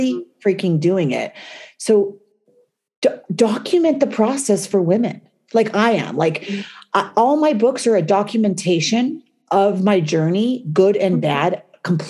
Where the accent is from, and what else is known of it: United States; also born or lived in New York